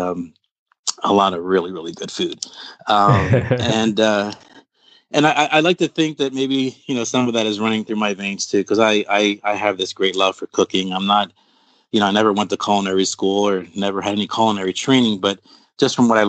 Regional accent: Philadelphia, Pennsylvania, United States; also born or lived in Brooklyn, New York / Puerto Rico; My family's from Puerto Rico. I was born in Brooklyn, New York, and raised in Philadelphia, Pennsylvania

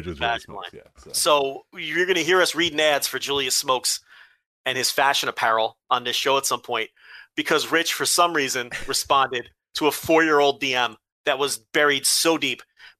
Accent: Melbourne, Victoria, Australia; I am from Melbourne. I tried to be exotic with the Brisbane.

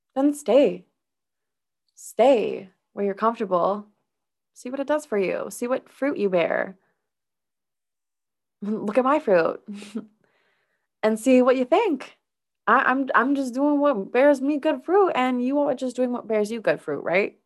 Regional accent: Minnesota, United States; I was raised in Minnesota

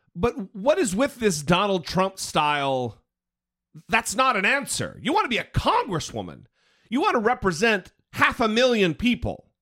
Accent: Idaho, United States; I'm from Idaho, so I feel your pain. I know what it's like to, to hail from a state where it's a little backwards.

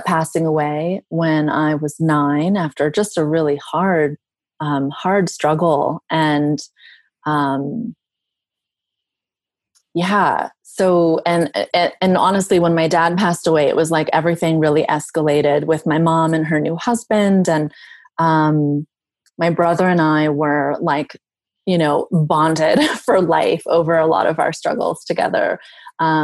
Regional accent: Southern Virginia, United States; I'm originally from the South. I'm from Southern Virginia.

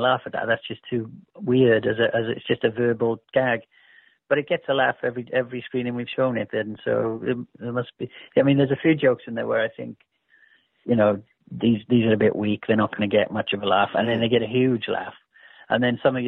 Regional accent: Wales, United Kingdom; my hometown, you know. I mean, there's in Wales

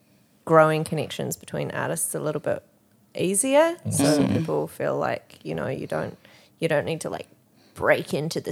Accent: Auckland, New Zealand; I'm technically from Auckland now because where I grew up is now part of Auckland because we're explosive. but at the time, like I had to move. There was no way I could commute. Had to move out of home, move into Auckland

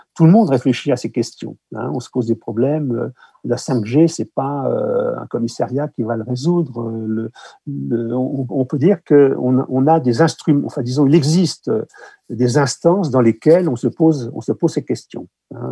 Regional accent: France; chez nous en France

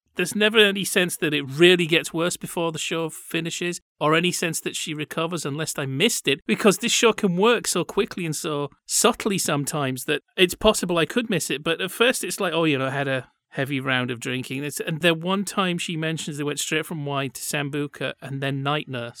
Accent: Yorkshire and the Humber, United Kingdom; I'm from West Yorkshire

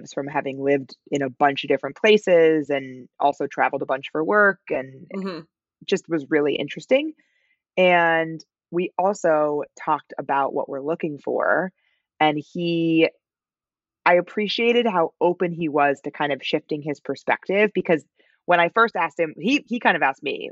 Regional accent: United States; my pronunciation as an American

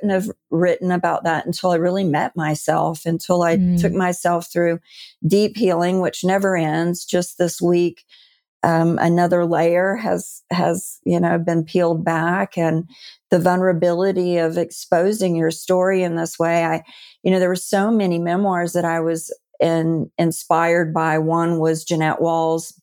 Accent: Deep South, United States; I'm a Southern girl, and I was raised in the Deep South in the Bible Belt.

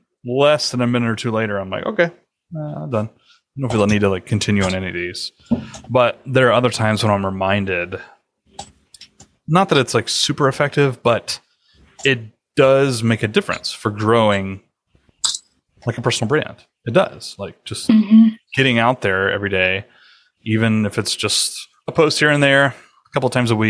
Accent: United States; moved away; also born or lived in Alabama / Georgia; growing up in Georgia and Alabama

